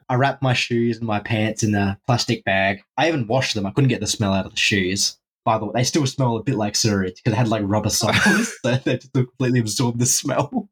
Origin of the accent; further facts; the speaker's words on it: Australia; I'm from Australia